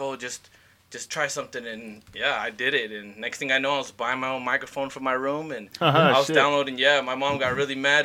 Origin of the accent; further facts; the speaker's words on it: Arizona, United States; moved away as an adult; now in Idaho, United States; I'm from Arizona